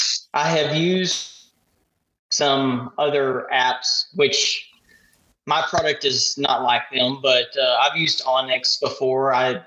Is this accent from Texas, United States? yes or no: yes; Jewett, Texas, United States; Yeah, this is down in Texas. So okay. The cattle industry runs everything. And where I grew up in Jewett, 600 people, that's pretty much what everybody does is run cattle.